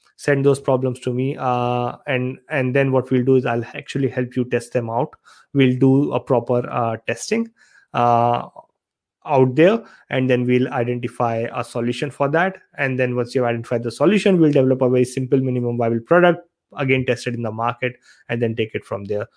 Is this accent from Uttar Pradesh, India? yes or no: yes; Aligarh, Uttar Pradesh, India; moved away as an adult; also born or lived in Saharanpur; now in Australia; I'm actually from Aligarh, Uttar Pradesh in India. I was born in Saharanpur